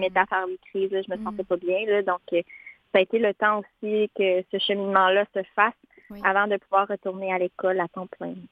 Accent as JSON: {"language": "French", "town": "Montmagny", "region": "Quebec", "country": "Canada", "moved": "as an adult", "said": "je viens d'un petit peu plus loin, là, hmm. vers Rivière-du-Loup. J'habite dans la région de Montmagny"}